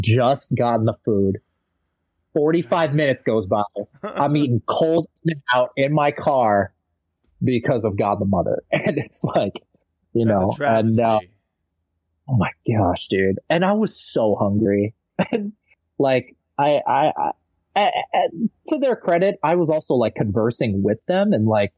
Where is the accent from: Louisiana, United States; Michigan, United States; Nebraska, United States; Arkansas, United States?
Michigan, United States; also born or lived in New York / Los Angeles; my denominational church that I grew up here in Michigan